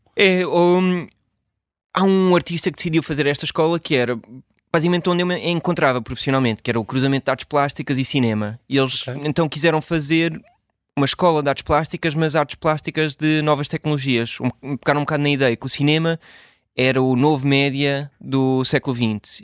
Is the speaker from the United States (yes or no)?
yes; Washington, District of Columbia, United States; moved away as an adult; also born or lived in Chapel Hill, North Carolina, United States / Portugal / Brussels, Belgium / New York, United States; a maior parte da minha hum, infância e adolescência cresci em Washington, ou nos subúrbios